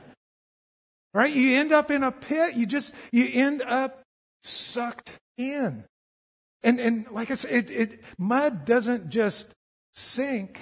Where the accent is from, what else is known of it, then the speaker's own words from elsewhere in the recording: Colorado, United States; I grew up in Colorado